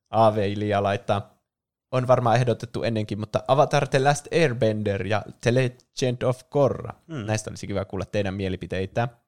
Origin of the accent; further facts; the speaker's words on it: Oulu, North Ostrobothnia, Finland; Mä ollaan tosiaan Oulusta kotoisin.